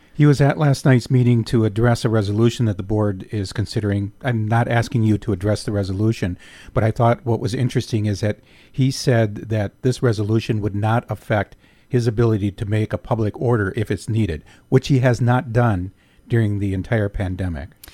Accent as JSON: {"language": "English", "town": "Escanaba", "region": "Michigan", "country": "United States", "tie": "born or raised there", "said": "Michigan's Upper Peninsula is my home and Escanaba is my hometown"}